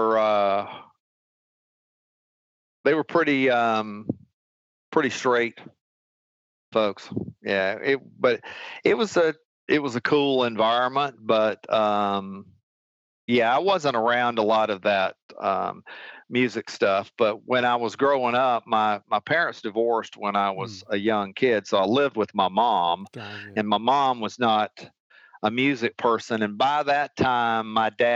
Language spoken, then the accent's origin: English; Atlanta, Georgia, United States; I've lived in Georgia all my life